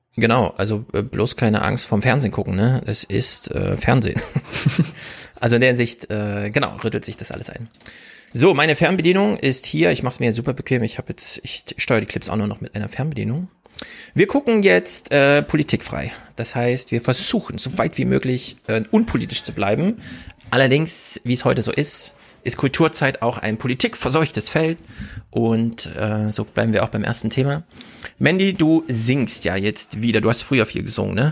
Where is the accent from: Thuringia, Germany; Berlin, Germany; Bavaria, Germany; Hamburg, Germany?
Thuringia, Germany; moved away; Danny und ich, wir kommen ja aus Thüringen